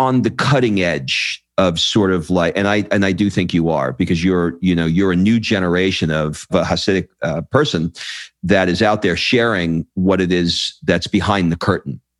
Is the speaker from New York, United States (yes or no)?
yes; New York City, New York, United States; also born or lived in Brooklyn, New York; now in Los Angeles, United States; I grew up in Queens, and I was born in Brooklyn. I live in LA now